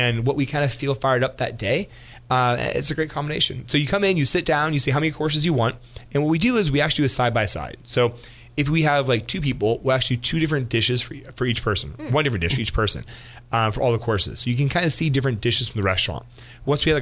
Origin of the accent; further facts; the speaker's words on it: Geyserville, California, United States; also born or lived in Healdsburg, California; I was born in Healdsburg, grew up in Geyserville, which is about 10 minutes north of Healdsburg.